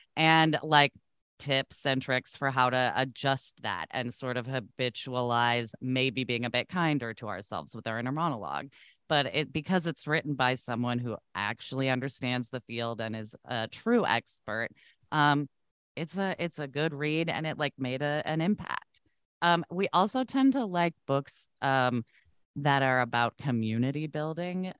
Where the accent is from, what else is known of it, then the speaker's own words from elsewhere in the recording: Oregon, United States; I grew up in Oregon